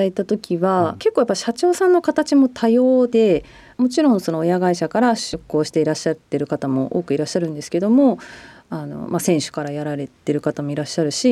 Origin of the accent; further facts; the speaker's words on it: Sasebo, Nagasaki, Japan; moved away; 私の地元長崎